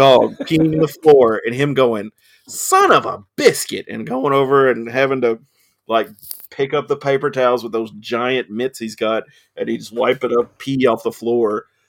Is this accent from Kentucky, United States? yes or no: yes; Scottsville, Kentucky, United States; I'm from Scottsville